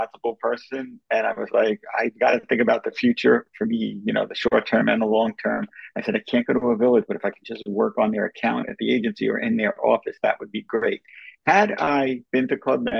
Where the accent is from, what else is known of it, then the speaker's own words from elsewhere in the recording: New York, United States; I'm from New York